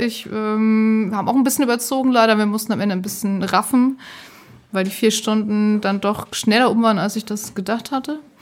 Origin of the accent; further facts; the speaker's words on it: Hamburg, Germany; ich komme aus Hamburg